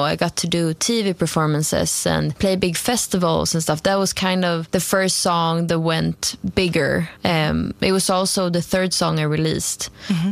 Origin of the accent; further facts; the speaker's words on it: Stockholm, Stockholm County, Sweden; English is a second language; moved away as an adult; now in Copenhagen, Denmark; I uh, grew up in Stockholm, Sweden, mm-hmm. uh, but I'm currently living in Copenhagen